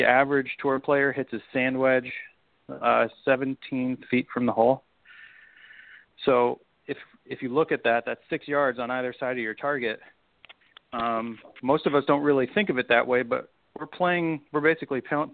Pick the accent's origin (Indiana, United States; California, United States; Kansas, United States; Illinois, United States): Illinois, United States; Chicago; I grew up in Chicago on a great little public golf course that was right on Lake Michigan